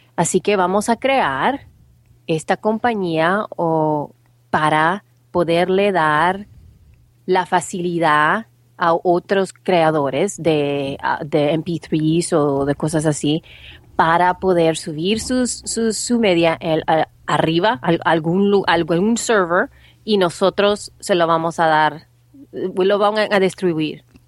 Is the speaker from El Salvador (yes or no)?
yes; El Salvador; now in United States; soy salvadoreña, pero ya tengo muchísimos, muchísimos años de vivir en los Estados Unidos